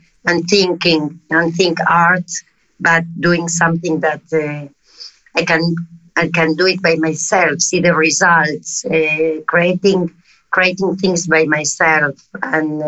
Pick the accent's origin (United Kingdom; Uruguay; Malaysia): Uruguay; accent: South American; English is a second language; moved away; also born or lived in Madrid, Spain / Tel Aviv, Israel; I'm South America. I don't know if you noticed by my accent. No, it's obvious. I was born in Uruguay.